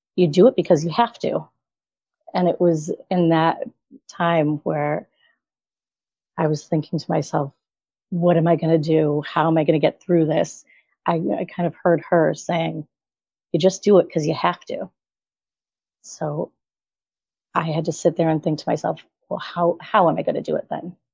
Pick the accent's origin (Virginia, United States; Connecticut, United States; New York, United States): Connecticut, United States; right outside of Hartford; I'm in Connecticut. So I'm right outside of Hartford. Grew up here, been here my whole life